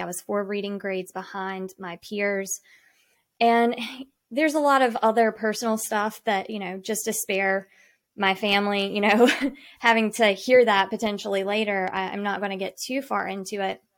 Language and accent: English; Salisbury, North Carolina, United States; I am from Salisbury, North Carolina. So I grew up on the lake